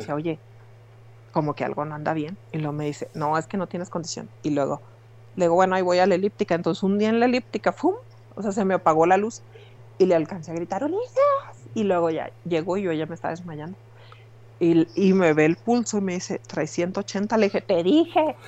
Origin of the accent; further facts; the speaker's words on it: Mexico; yo soy del barrio de Londres